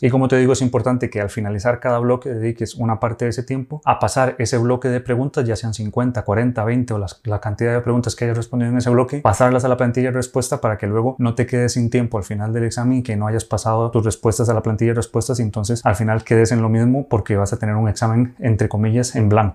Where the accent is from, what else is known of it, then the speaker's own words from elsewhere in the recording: Costa Rica; moved away as an adult; now in Spain; soy médico de Costa Rica, actualmente terminando la residencia en urología aquí en España